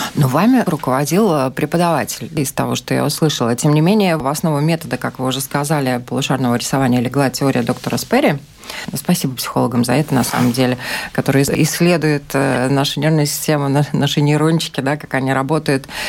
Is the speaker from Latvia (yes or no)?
no; Ukraine; moved away; Я сама из Украины